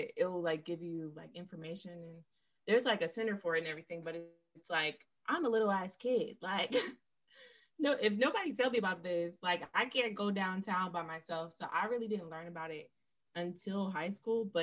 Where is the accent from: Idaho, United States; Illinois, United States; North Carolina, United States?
North Carolina, United States; Durham; I'm from Durham, North Carolina.